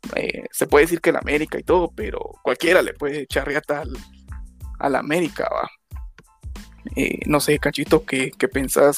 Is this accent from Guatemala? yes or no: yes; Guatemala; nosotros como guatemaltecos